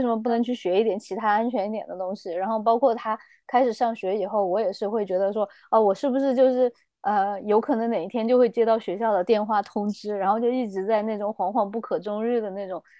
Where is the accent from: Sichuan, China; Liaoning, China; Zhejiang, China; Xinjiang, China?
Sichuan, China; Chengdu; moved away as an adult; now in New Zealand; 我是四川成都人，然后我是差不多二零一二年吧，然后我就在新西兰这边读书